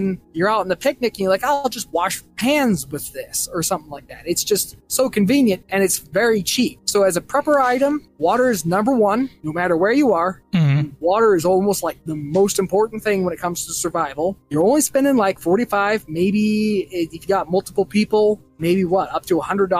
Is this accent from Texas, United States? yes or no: yes; Texas, United States; I'm from Texas, and it's hot there